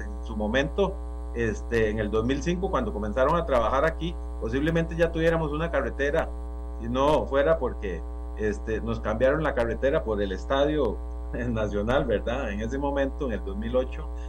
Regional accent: San Carlos, Alajuela, Costa Rica; como ciudadano costarricense y, como sancarleño, eh, como dicen a mucha honra

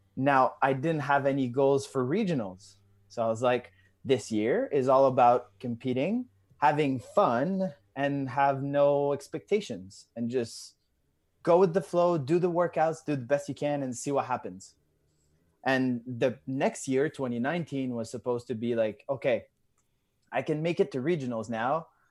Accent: Drummondville, Quebec, Canada; I'm from, uh, Canada. I'm from Drummondville. So it's, uh, an hour and a half away from Montreal

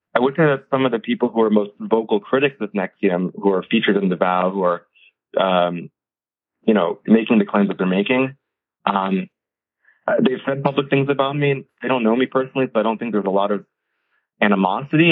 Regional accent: United States; I'm the first generation American. My family's, uh, you know, we're an Indian family

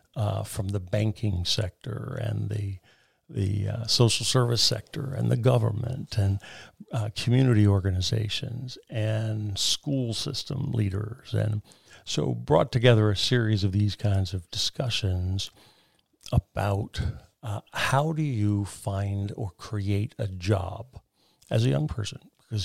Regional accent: United States; As an American, as a proud American.

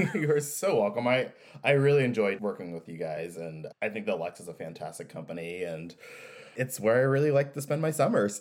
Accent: Kansas City, United States; I grew up in Kansas City

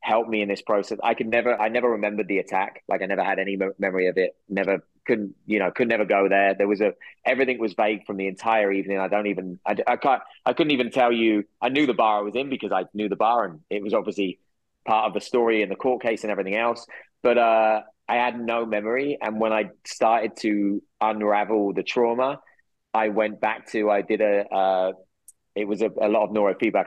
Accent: England, United Kingdom; moved away; I go back to my hometown

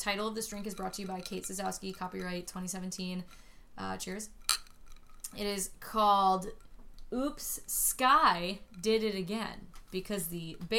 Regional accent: New Jersey, United States; I'm from Jersey

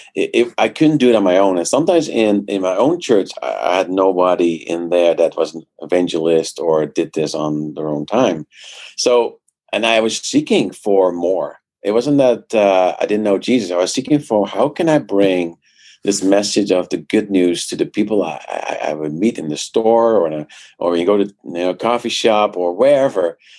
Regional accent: Netherlands; now in Canada; I grew up in the Netherlands uh, came here to Canada uh, 20 years ago.

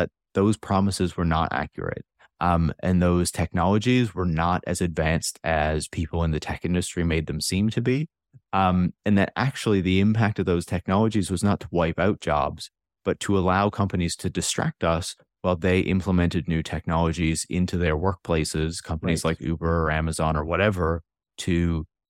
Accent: Newfoundland and Labrador, Canada; I'm from Newfoundland, so it's a place that's very car oriented

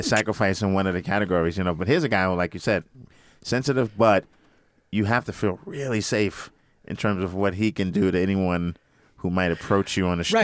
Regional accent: New York City, New York, United States; I'm from Brooklyn

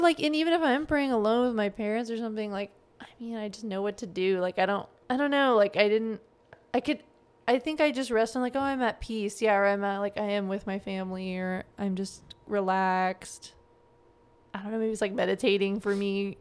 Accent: Joplin, Missouri, United States; moved away as an adult; also born or lived in New Jersey / Japan / Arkansas; growing up in Joplin

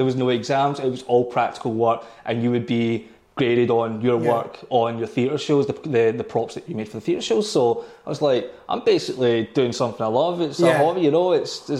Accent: Kilmarnock, Scotland, United Kingdom; me growing up in Kilmarnock, being in a poor family

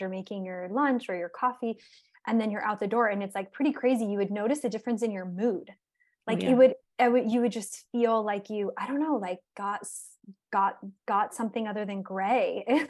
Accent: Arizona, United States; also born or lived in New York City / Israel; now in Florida, United States; I was raised in Arizona.

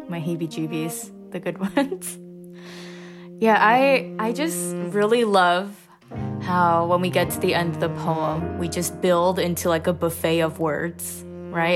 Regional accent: Indiana, United States; I grew up in Indiana, um, after my family immigrated, so I pretty much did my first grade to twelfth grade in Indiana.

